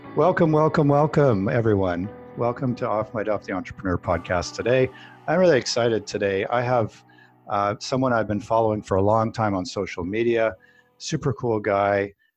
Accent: Canada; I'm Canadian as well

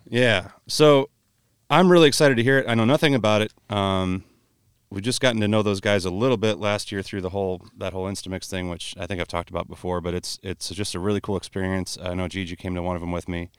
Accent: Buffalo, New York, United States; now in Marion, Iowa, United States; I'm from New York State originally. I learned to drive out there

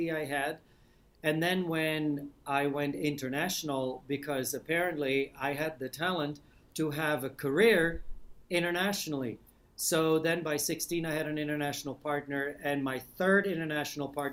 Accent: Amsterdam, North Holland, Netherlands; moved away as an adult; I'm from Old Amsterdam

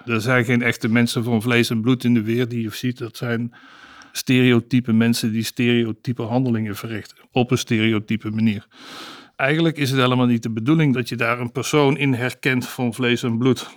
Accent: Amsterdam, North Holland, Netherlands; Ik kom uit Amsterdam

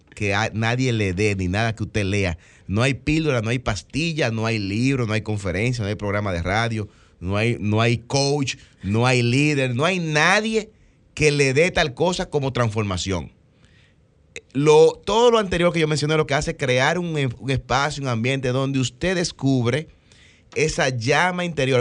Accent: Dominican Republic; nosotros somos dominicanos

